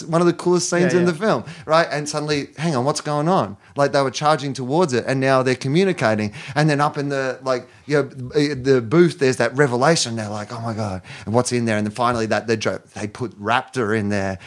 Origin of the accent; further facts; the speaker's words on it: Australia; I was born in Australia